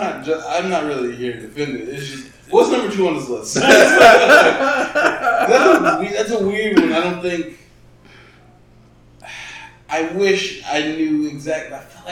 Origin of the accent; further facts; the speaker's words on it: the South, United States; Well, well, we're all from the South, but like, if you're black, damn, like, that's what I'm saying.